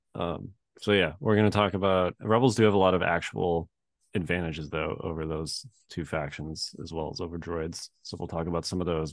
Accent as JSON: {"language": "English", "town": "Chicago", "region": "Illinois", "country": "United States", "tie": "born or raised there", "moved": "yes", "lives_now": "Virginia, United States", "said": "I grew up in Chicago, and, uh, obviously I grew up being used to snow"}